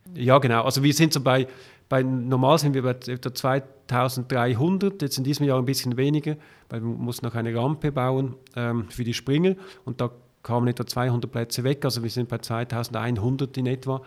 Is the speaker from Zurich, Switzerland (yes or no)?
yes; Zurich, Switzerland; als Zürcher